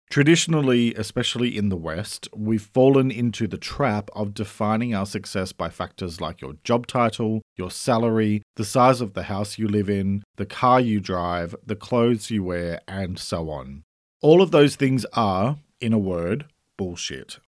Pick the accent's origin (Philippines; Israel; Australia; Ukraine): Australia; I'm an Australian writer